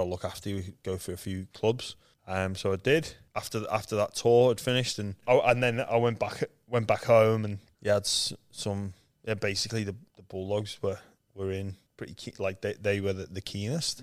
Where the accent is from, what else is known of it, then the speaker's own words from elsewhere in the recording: Liverpool, North West England, United Kingdom; moved away as an adult; now in Australia; I was born in Liverpool, England. where there's no rugby league. I'm one of seven kids